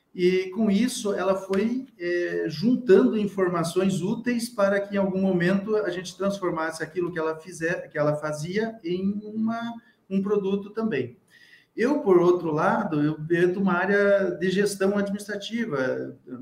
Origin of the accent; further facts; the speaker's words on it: Rio Grande do Sul, Brazil; eu sou do Rio Grande do Sul